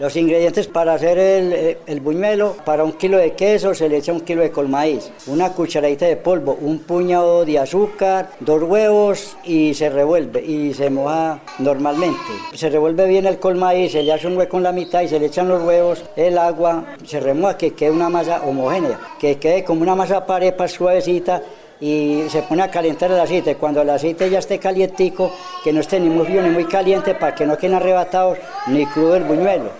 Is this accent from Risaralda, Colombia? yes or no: yes; Pereira, Risaralda, Colombia; also born or lived in Urabá; now in Anorí, Colombia; Nací en Pereira